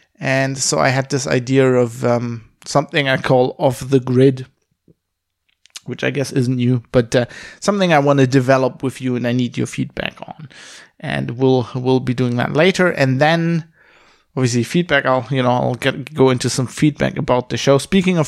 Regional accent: Duisburg, North Rhine-Westphalia, Germany; English is a second language; I'm coming to you from my father's study in the house I grew up in Duisburg-Wehofen, in Germany.

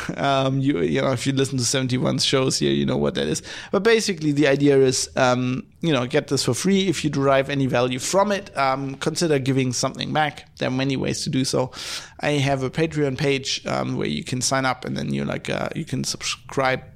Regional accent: Duisburg, North Rhine-Westphalia, Germany; moved away; where I was born in Duisburg, there's all these steel works.

